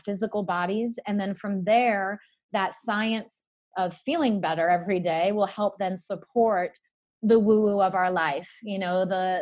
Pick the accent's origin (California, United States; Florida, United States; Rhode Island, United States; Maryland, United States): Rhode Island, United States; Narragansett; moved away as an adult; also born or lived in Charleston, South Carolina; I grew up in Narragansett, Rhode Island, where I lived for the first 18 years of my life.